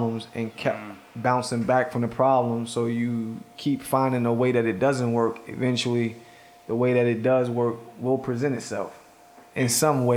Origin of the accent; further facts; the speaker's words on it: Baltimore, Maryland, United States; I'm from Baltimore.